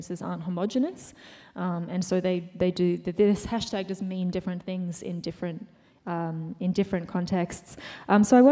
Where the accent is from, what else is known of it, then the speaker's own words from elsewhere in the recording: Australia; I'm an Australian writer and musician